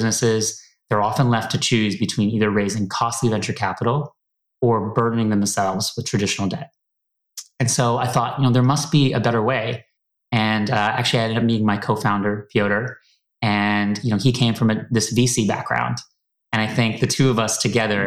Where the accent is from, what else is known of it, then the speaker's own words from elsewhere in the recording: Toronto, Ontario, Canada; moved away as an adult; also born or lived in New York / San Francisco; now in London, United Kingdom; I'm originally from Toronto.